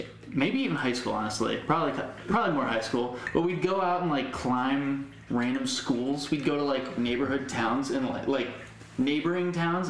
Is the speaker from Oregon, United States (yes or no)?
no; Connecticut, United States; in the area of Connecticut we were in, it was pretty much all white people